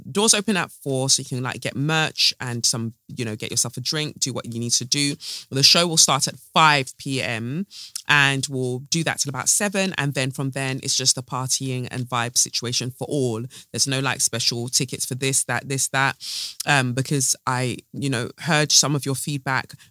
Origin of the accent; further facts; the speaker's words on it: London, Ontario, Canada; I'm from London, Ontario, Canada. Um, my parents are from Eritrea.